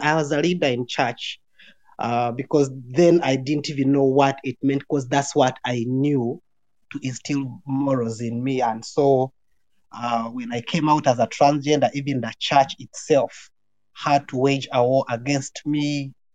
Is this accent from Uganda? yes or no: yes; Uganda; moved away as an adult; also born or lived in Kenya; now in Sweden; I am born in Uganda, born and raised in Uganda